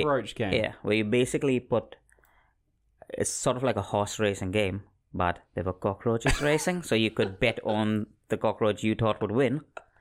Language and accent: English; Mumbai, Maharashtra, India; I was born in Mumbai, India.